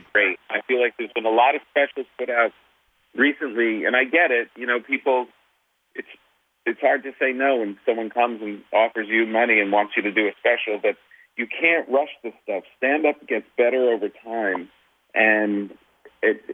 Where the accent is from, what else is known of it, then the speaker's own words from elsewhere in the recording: New Jersey, United States; I grew up in New Jersey.